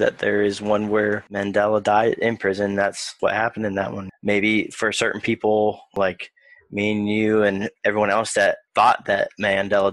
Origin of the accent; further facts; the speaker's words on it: Beckley, West Virginia, United States; I was born in Beckley, West Virginia